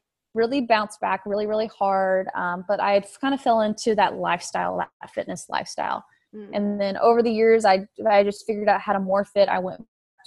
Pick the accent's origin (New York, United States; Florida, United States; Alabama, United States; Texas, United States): Texas, United States; West; moved away as an adult; also born or lived in Oklahoma; now in Houston, United States; I grew up out in West Texas, but I was born in Oklahoma